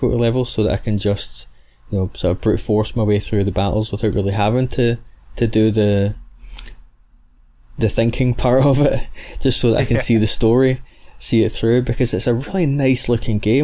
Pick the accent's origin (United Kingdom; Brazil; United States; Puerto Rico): United Kingdom; Scotland; accent: Scottish; the soft dulcet tones of my rich Scottish accent